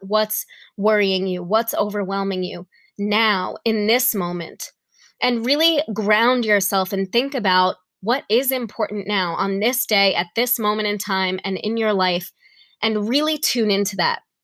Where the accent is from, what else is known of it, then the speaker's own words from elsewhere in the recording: New York, United States; now in Tennessee, United States; I'm from New York